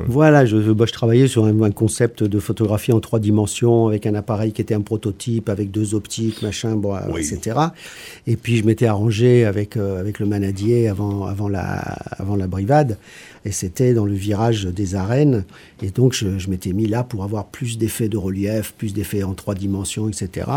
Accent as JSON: {"language": "French", "town": "Paris", "region": "Île-de-France", "country": "France", "moved": "yes", "lives_now": "Aigues-Vives, France", "said": "je suis pas du coin, je suis un Parisien"}